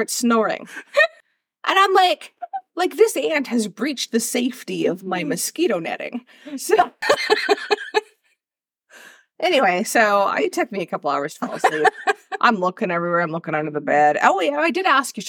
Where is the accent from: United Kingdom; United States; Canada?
Canada; I'm from Canada. Like, we have bears everywhere.